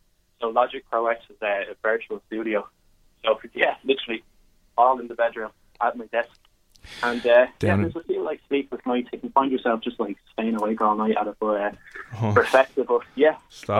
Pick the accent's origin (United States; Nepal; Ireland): Ireland; Dublin, Leinster; So I'm from Coolock myself, born and bred here, 21 years old, currently studying business in DCU.